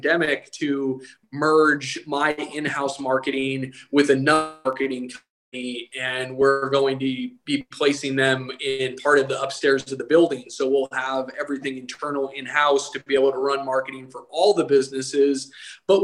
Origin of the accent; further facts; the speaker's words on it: Eagle, Idaho, United States; moved away as an adult; I'm from Eagle, Idaho. And when I was living in Eagle, there was like one red light.